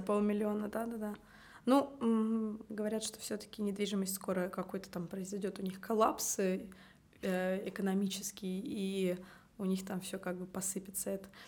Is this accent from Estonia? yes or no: yes; Tallinn, Harju County, Estonia; я родилась в Таллине